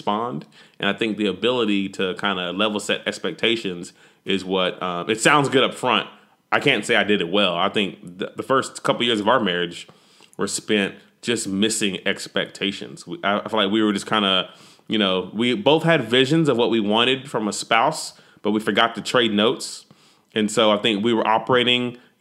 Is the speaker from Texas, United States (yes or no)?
yes; Texas, United States; I'm a Texan